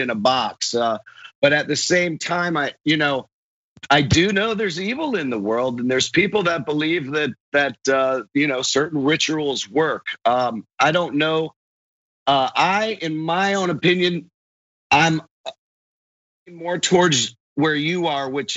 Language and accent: English; Largo, Florida, United States; I grew up in Largo, Clearwater area, Florida.